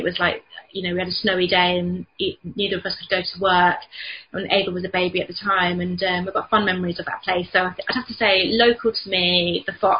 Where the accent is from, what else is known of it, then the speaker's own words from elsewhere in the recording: London, United Kingdom; moved away as an adult; also born or lived in Hull; now in Selby, United Kingdom; we're from London, when we moved up to Yorkshire